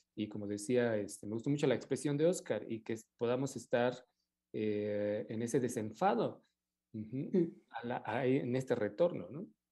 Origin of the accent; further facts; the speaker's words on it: Mexico; como mexicanos